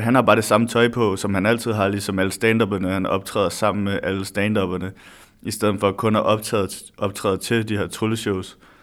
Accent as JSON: {"language": "Danish", "town": "Næstved", "region": "Zealand", "country": "Denmark", "moved": "as an adult", "lives_now": "Odense, Denmark", "said": "Jeg er lige flyttet til Odense, så jeg kommer fra Odense, eller jeg kommer fra Næstved"}